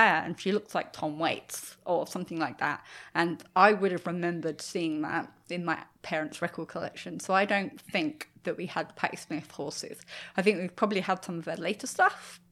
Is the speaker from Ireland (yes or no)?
no; United Kingdom; I'm British